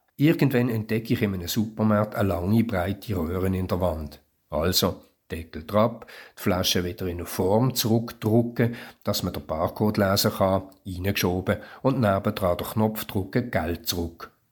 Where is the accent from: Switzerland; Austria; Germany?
Switzerland; Für mich als Schweizer